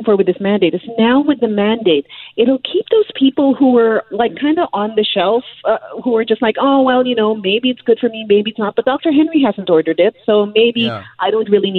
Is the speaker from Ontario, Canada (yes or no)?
no; British Columbia, Canada; as British Columbians